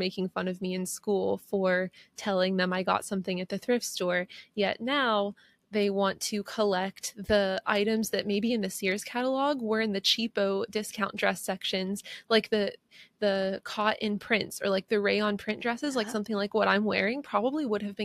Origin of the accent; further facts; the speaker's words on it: Pennsylvania, United States; where I grew up in Pennsylvania